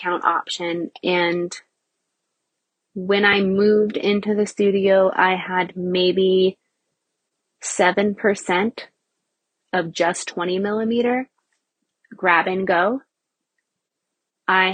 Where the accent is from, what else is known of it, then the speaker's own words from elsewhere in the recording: Nebraska, United States; I had a commercial location in Nebraska, in my hometown